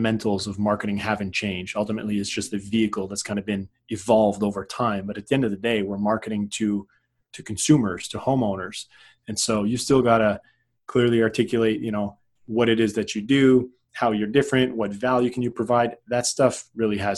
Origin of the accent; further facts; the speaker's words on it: Canada; I'm a Canadian